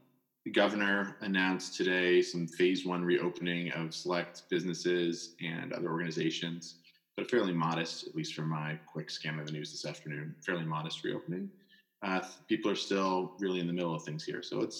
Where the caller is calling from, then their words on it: Waltham, Massachusetts, United States; I'm calling in from my basement, as you probably can guess. I'm in Waltham, Massachusetts, just outside of Boston.